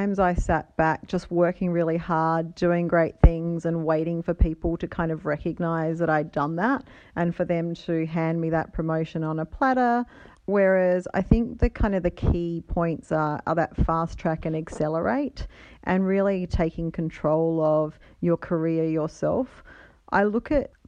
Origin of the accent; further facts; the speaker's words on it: Adelaide, South Australia, Australia; moved away as an adult; I've relocated back to my hometown of Adelaide